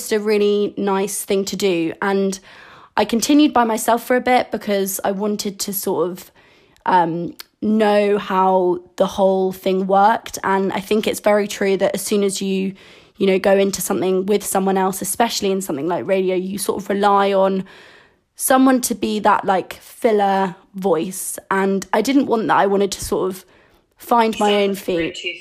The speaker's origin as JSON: {"language": "English", "town": "Farnham", "region": "South East England", "country": "United Kingdom", "tie": "born or raised there", "also_born_or_lived": "Kingston, London", "said": "I was born in London, in Kingston, and I moved to Farnham when I was 5 years old"}